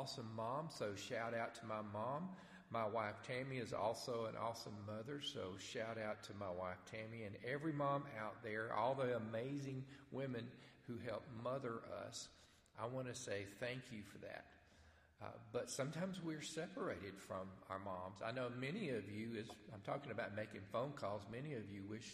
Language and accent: English; Stevenson, Alabama, United States; I grew up in Stevenson, Alabama